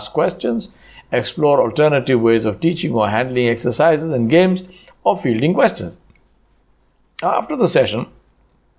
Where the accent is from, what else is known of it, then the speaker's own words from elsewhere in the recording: Hyderabad, Telangana, India; moved away as an adult; also born or lived in Tamil Nadu; Since the estates were in Tamil Nadu and I am from Hyderabad, I needed to learn a totally new language, Tamil